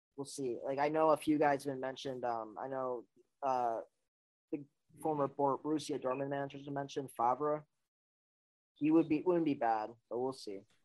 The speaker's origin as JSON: {"language": "English", "town": "Milwaukee", "region": "Wisconsin", "country": "United States", "tie": "born or raised there", "moved": "yes", "lives_now": "Miami, United States", "said": "I grew up in the United States. I grew up in Milwaukee."}